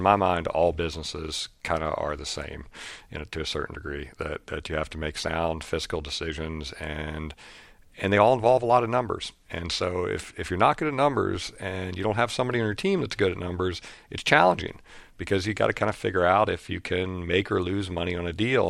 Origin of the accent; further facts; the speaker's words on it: Lewisburg, West Virginia, United States; my hometown in Lewisburg, West Virginia